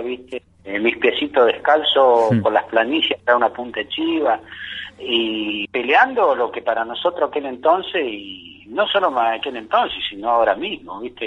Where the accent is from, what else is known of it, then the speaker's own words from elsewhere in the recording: Sierra de Pire Mahuida, Chubut, Argentina; yo soy nacido y criado en la Sierra de Pirramahuida